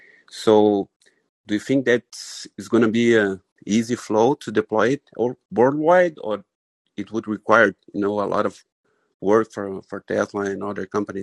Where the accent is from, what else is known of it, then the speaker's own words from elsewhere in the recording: Brazil; I'm from Brazil